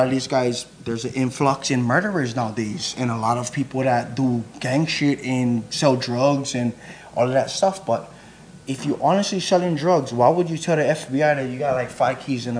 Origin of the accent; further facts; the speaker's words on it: Waianae, Hawaii, United States; because I'm from Waianae, and I wanted to let everybody know, like, look, this is what my Waianae was about growing up.